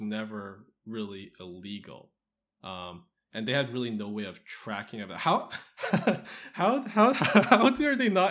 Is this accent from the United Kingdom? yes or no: no; Canada; I'm a Canadian.